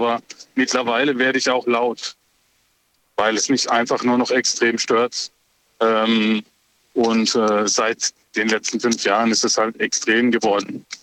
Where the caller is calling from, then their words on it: Offenburg, Baden-Württemberg, Germany; Ich komme aus Offenburg.